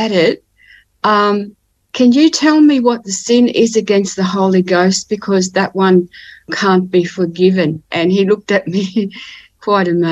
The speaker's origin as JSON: {"language": "English", "town": "Ipswich", "region": "Queensland", "country": "Australia", "tie": "born or raised there", "lives_now": "Cairns, Australia", "said": "I was born in Ipswich, which is near Brisbane in Queensland, and grew up in a working class family"}